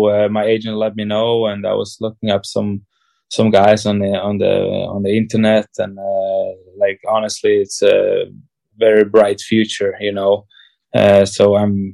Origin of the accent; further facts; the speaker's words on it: Switzerland; my parents are from Czech and my whole history is from Czech Republic, but I'm born in Switzerland and I'm Swiss